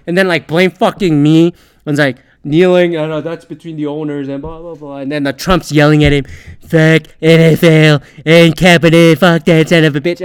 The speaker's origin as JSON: {"language": "English", "country": "Canada", "said": "if I were to submit a ballot as a Canadian"}